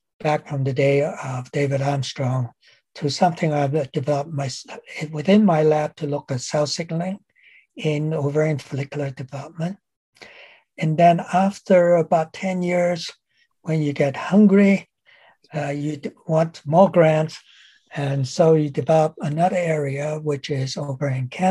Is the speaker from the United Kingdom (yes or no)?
no; Hong Kong; moved away as an adult; also born or lived in Minnesota, United States / Iowa City, United States / Ottawa, Canada; I came originally from Hong Kong. After finishing my high school, I came to Minnesota